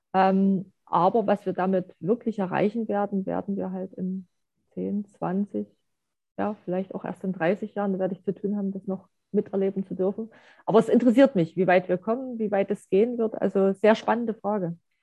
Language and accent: German; East Germany, Germany; wo ich groß geworden bin